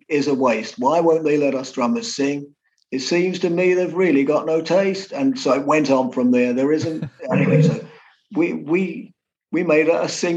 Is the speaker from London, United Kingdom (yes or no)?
yes; London, United Kingdom; we came from London, so we were Liverpool people, but we weren't